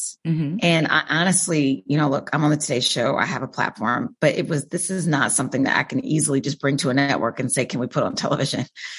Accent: Wichita, Kansas, United States; Wichita, Kansas.

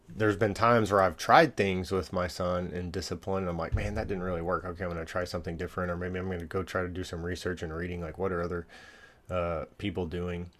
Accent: Allen, Texas, United States; I grew up in Allen, Texas

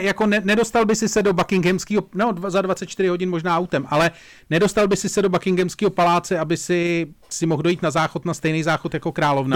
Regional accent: Czechia; já jsem přízemní Čech

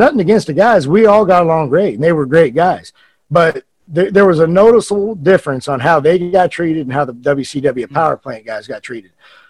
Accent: United States; So, you know, I'm American, first time I've ever been to Japan.

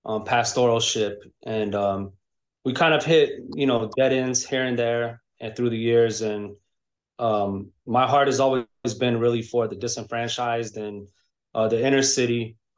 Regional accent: Colorado, United States; moved away as an adult; now in Florida, United States; I'm also from Colorado, and we came out to Florida in 2012.

